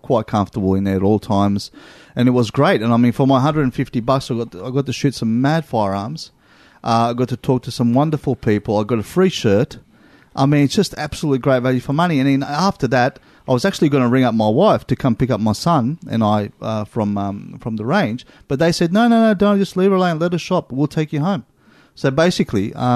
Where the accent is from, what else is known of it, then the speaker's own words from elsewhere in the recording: Australia; we're from Australia